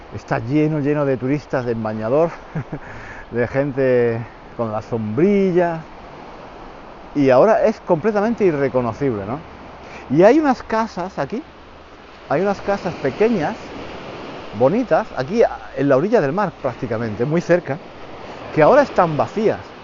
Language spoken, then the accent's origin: Spanish; Spain; hablamos mal los españoles